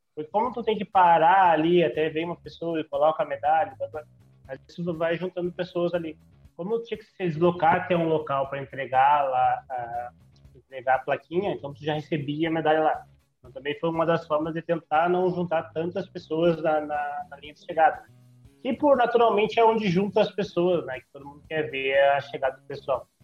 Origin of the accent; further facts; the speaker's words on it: Santa Maria, Rio Grande do Sul, Brazil; a gente é de Santa Maria.